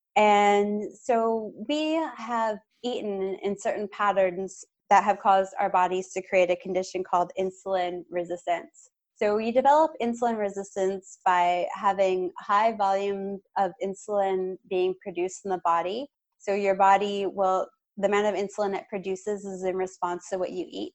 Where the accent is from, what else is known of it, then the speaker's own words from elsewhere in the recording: Canada; As a Canadian